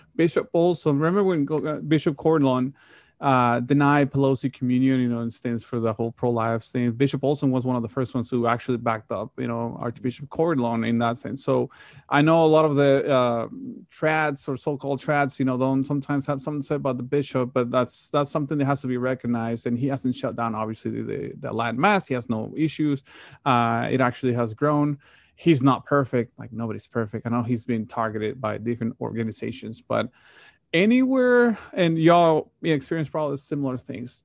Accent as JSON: {"language": "English", "town": "Monterrey", "region": "Nuevo León", "country": "Mexico", "tie": "born or raised there", "moved": "yes", "said": "the parish that, that I grew up in, Monterey, Mexico"}